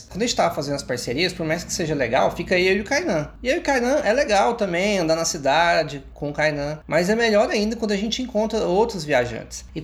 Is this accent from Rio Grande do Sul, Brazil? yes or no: no; Goiânia, Goiás, Brazil; Olha que eu sou de Goiânia, viu?